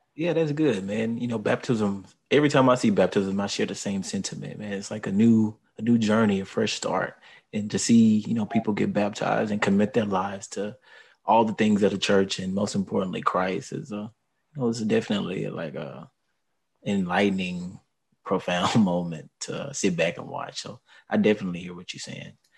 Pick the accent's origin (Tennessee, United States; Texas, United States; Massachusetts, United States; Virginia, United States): Texas, United States; Houston; I'm from Houston, and I'm born and raised here